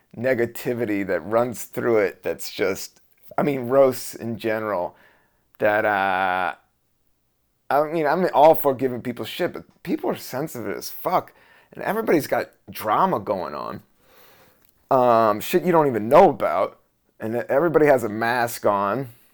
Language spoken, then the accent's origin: English; Buena Vista, Virginia, United States; also born or lived in Washington, D.C.; I was born in Washington, D C in seventy-two. And then, uh, we moved, I would say it was eighty-two to s, a Southern Virginia town, a town of five thousand, Buena Vista, Virginia